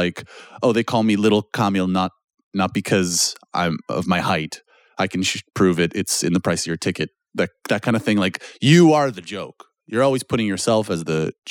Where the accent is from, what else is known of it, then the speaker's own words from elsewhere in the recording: Canada; now in Poland; I'm Canadian and I'm speaking weird.